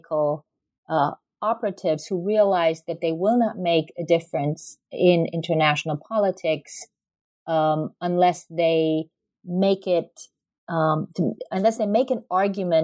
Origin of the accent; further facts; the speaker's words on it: Germany; moved away as an adult; now in United States; I'm originally from Germany